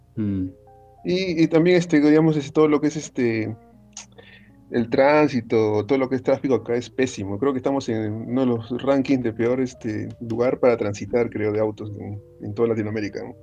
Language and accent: Spanish; Lima, Peru; yo que soy de Lima